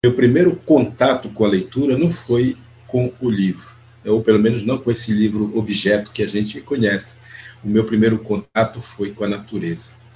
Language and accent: Portuguese; Brazil; moved away; Eu pertenço ao povo Munduruku, faço parte desse povo onde eu nasci é, e, e vivi a minha primeira infância diretamente dentro de uma aldeia